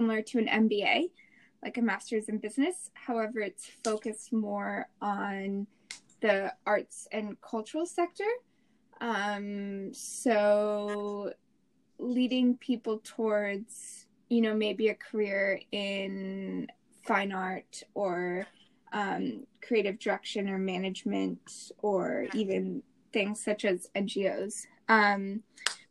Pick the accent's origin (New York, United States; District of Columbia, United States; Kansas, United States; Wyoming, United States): Wyoming, United States; Jackson; moved away as an adult; also born or lived in Santa Clara, California / Melbourne, Australia; I am born and raised in Jackson Hole, Wyoming